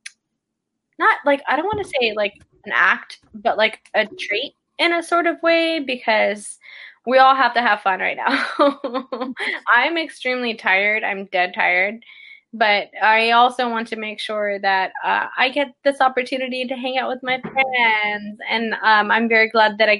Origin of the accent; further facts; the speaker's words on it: Texas, United States; I'm a Texan